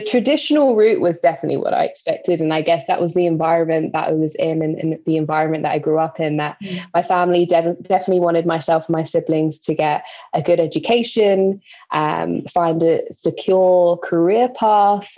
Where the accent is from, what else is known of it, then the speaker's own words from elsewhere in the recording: London, United Kingdom; So I'm from East London, born and raised. I have moved to West London since